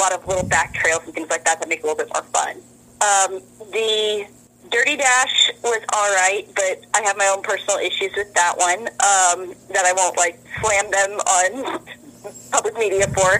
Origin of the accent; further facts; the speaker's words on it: Midwest, United States; moved away; I grew up in the Midwest and used to jump in my pool as soon as it thawed